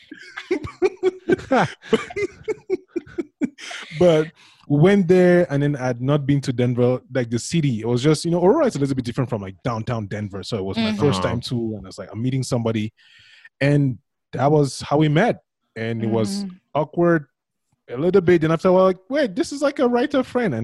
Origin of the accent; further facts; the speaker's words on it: Cameroon; now in United States; I was born in Cameroon